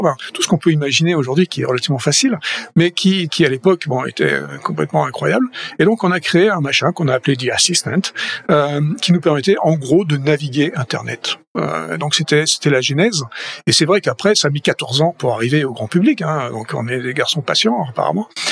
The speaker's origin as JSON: {"language": "French", "town": "Toulouse", "region": "Occitania", "country": "France", "also_born_or_lived": "Paris, France / Boston, United States", "moved": "as an adult", "lives_now": "California, United States", "said": "Je suis toulousain"}